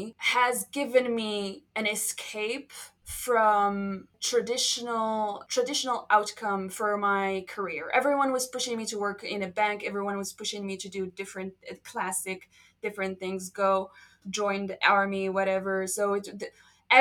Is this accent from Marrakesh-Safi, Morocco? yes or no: yes; Marrakesh, Marrakesh-Safi, Morocco; English is a second language; moved away as an adult; now in Thailand; a small tiny room in Marrakesh, my hometown, at age 17